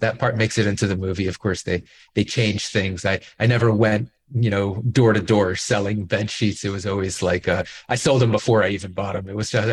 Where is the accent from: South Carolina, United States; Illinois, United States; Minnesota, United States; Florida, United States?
Florida, United States; Miami Beach; I grew up in Miami Beach